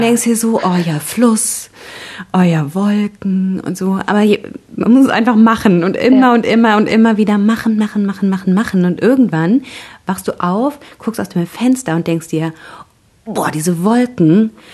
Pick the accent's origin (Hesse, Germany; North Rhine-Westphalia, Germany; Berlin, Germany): North Rhine-Westphalia, Germany; now in Bavaria, Germany; Ich komme ja aus Nordrhein-Westfalen, lebe mittlerweile in Bayern